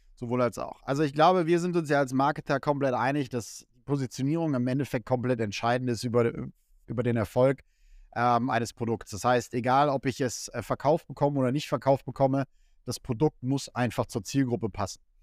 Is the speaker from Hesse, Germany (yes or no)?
yes; Kassel, Hesse, Germany; moved away; ich komme aus Kassel, äh, nebendran ist ein Volkswagenwerk, äh, wo die Hälfte meiner alten Freunde arbeitet.